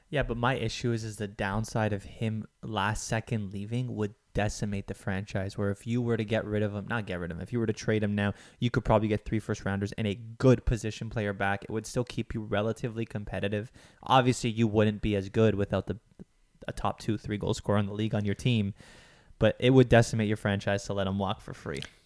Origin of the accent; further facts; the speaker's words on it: Toronto, Ontario, Canada; I'm from Toronto.